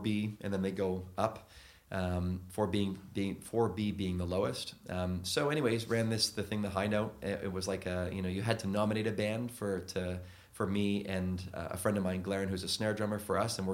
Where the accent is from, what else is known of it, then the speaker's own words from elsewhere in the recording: Canada; moved away as an adult; now in London, United Kingdom; being Canadian